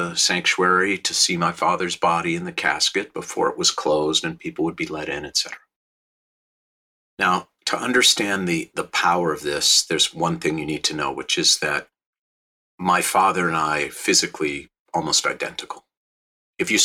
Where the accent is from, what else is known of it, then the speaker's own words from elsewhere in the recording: Minneapolis, Minnesota, United States; now in Los Angeles, United States; I live in Los Angeles. I grew up in Minneapolis.